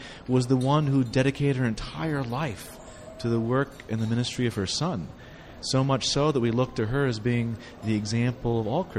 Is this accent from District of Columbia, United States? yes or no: yes; Washington, District of Columbia, United States; I grew up in Washington, D.C. area